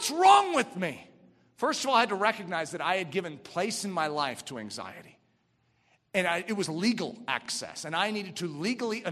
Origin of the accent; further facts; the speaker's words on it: United States; I'm an American